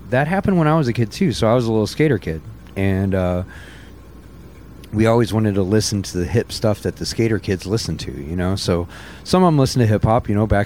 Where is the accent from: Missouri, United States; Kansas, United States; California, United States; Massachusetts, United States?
Missouri, United States; St. Louis; growing up in St. Louis, St. Missouri